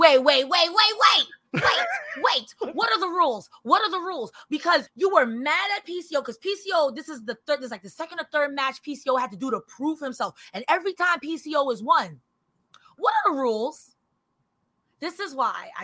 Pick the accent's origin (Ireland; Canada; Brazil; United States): United States; New York City, New York; I'm from the Bronx